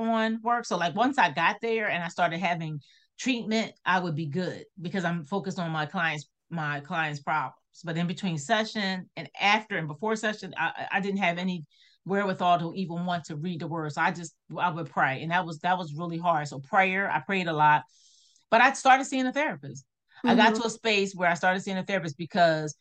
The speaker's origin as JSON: {"language": "English", "town": "Philadelphia", "region": "Pennsylvania", "country": "United States", "tie": "born or raised there", "moved": "yes", "said": "I'm a native from Philadelphia, I live in a small town"}